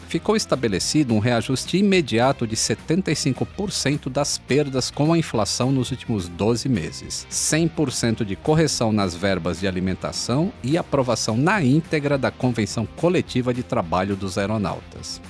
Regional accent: Natal, Rio Grande do Norte, Brazil; eu nasci, eu nasci em Natal

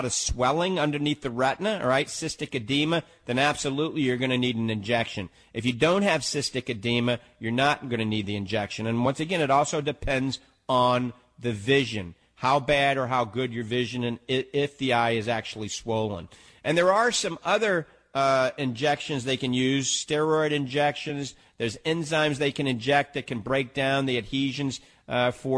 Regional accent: New Orleans, Louisiana, United States; now in Tampa Bay, United States; I'm from New Orleans

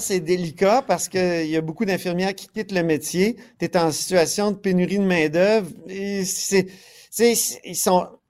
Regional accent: Quebec, Canada; on est plein de Québécois

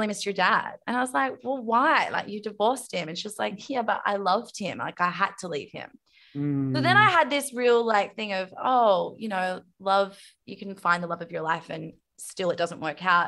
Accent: Zagreb, City of Zagreb, Croatia; That's where I'm from. I'm from Zagreb, and it's like, oh my god, it's bleak.

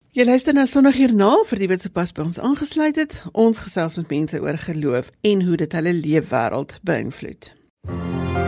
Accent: South Africa; in ons eie land

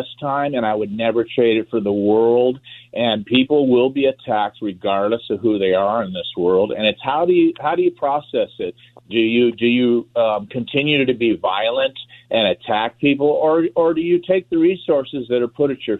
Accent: Los Angeles, California, United States; I did not let it rob me of my experience of growing up in L.A.

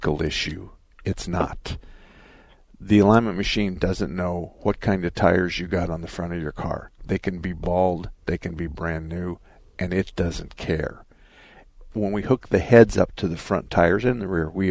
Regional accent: Arizona, United States; I was born and raised in Arizona

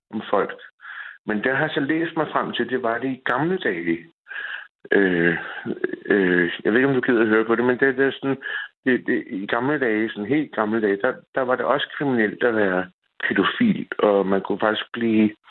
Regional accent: Copenhagen, Capital Region of Denmark, Denmark; moved away as an adult; also born or lived in a small town in South Jutland; now in South Jutland, Denmark; jeg kommer fra København, og jeg har det her sprog. Jeg taler på den her måde, som jeg nu gør.

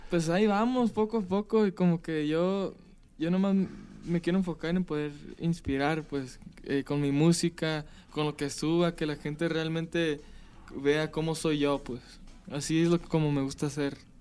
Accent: Palm Springs, California, United States; Yo soy de California, nací en California. ¿En qué lugar? En Palm Springs, California.

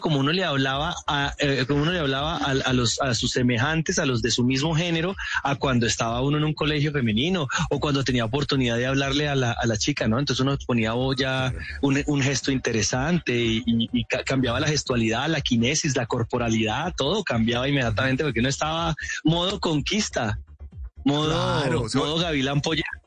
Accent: Cúcuta, Norte de Santander, Colombia; accent: cucuteño; yo amo Cúcuta con todo mi corazón, con toda mi alma, pero la verdad se ha dicho, nosotros tenemos un acento horrible

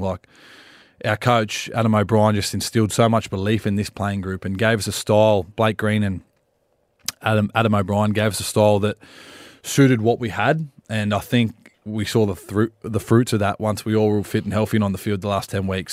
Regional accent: Wollongong, New South Wales, Australia; also born or lived in Cronulla; I'm from Wollongong

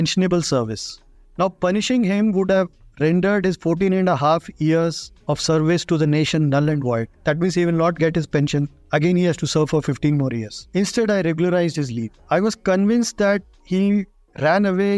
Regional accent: India; as an Indian

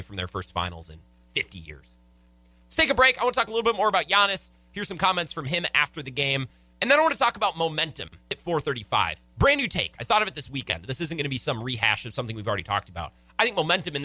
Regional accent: United States; growing up in America

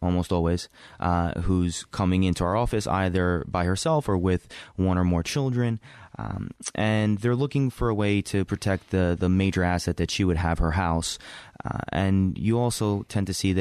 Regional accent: New York City, New York, United States; I grew up here in Brooklyn.

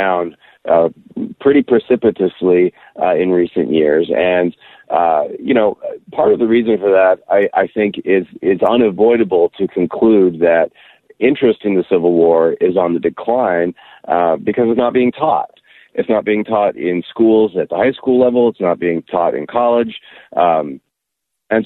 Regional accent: Austin, Texas, United States; my hometown of Austin and at the University of Texas

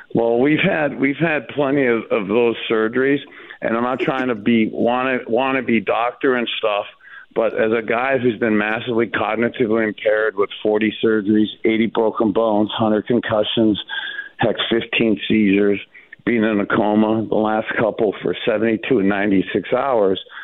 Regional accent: Cleveland Heights, Ohio, United States; I'm literally from Cleveland Heights. We're only 15 minutes away

